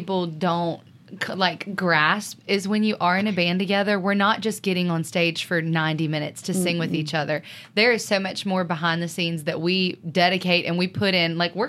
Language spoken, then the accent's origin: English; Alabama, United States; we're all from Alabama.